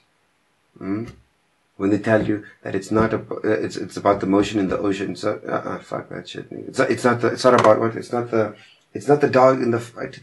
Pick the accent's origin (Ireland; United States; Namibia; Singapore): Namibia; I'm from Namibia